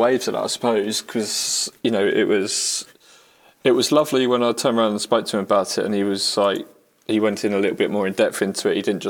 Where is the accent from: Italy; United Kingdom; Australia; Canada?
United Kingdom; We're British.